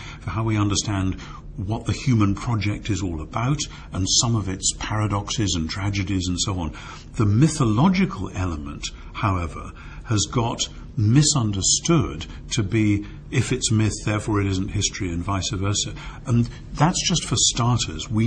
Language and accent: English; United Kingdom; as a Brit